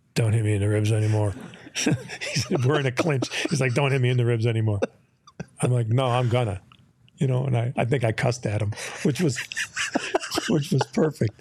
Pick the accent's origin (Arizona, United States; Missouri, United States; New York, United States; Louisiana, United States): New York, United States; Syracuse; moved away; I'm an Irish Catholic from Syracuse, New York